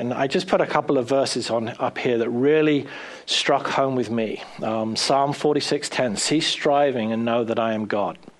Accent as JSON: {"language": "English", "region": "South East England", "country": "United Kingdom", "tie": "born or raised there", "also_born_or_lived": "Bournemouth, England / Brighton, England / Pennsylvania, United States / Florida, United States", "moved": "as an adult", "lives_now": "United States", "said": "a boy from just outside London"}